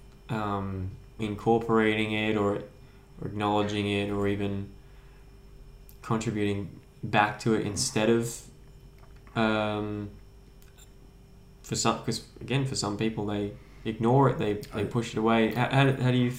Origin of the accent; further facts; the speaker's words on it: Kallangur, north side of Brisbane, Queensland, Australia; I grew up in Kawongba on the north side of Brisbane.